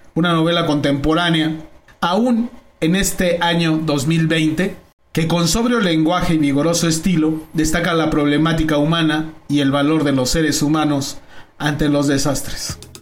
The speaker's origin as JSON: {"language": "Spanish", "town": "Naucalpan", "region": "State of Mexico", "country": "Mexico", "tie": "born or raised there", "said": "yo como nací en Naucalpan"}